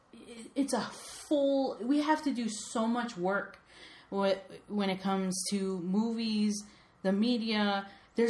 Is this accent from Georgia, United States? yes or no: no; New York, United States; I'm from New York